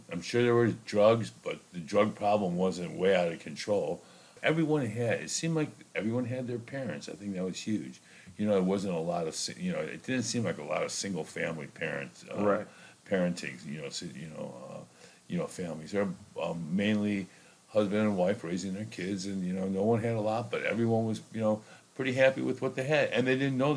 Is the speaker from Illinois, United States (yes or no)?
yes; Chicago, Illinois, United States; I think growing up in Chicago, it was um, it was pretty simple and, it was pretty innocent.